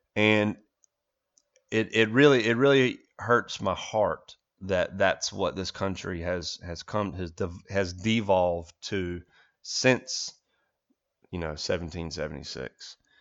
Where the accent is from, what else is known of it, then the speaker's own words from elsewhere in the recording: United States; as an American